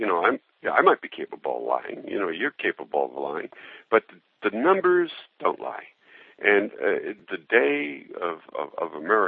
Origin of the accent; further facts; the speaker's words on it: United States; I'm an American journalist